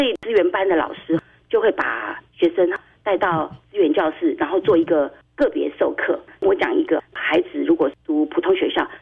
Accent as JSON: {"language": "Chinese", "region": "Tainan", "country": "Taiwan", "moved": "yes", "said": "我是台南人，从台南上来"}